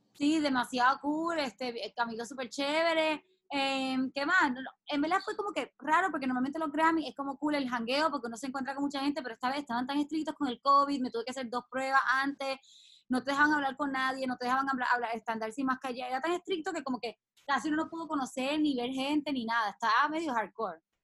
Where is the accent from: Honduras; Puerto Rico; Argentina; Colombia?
Puerto Rico; Mayagüez; moved away; yo llegué hoy a mi pueblo, a Mayagüez